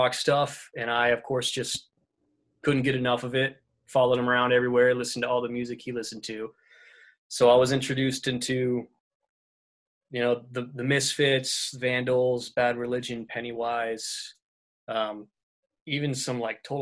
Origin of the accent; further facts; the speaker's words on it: Vermont, United States; I'm from Vermont. My dad's a musician. We've always had a studio in our home